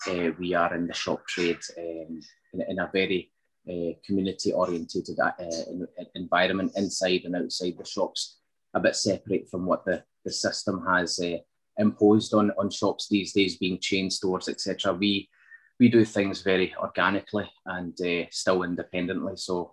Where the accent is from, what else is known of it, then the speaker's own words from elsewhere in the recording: Scotland, United Kingdom; also born or lived in Münster, Germany / Battlefield, Glasgow; So my upbringing largely has been in Scotland. I was 8 years old when I came here from Germany, born in Germany, in Munster.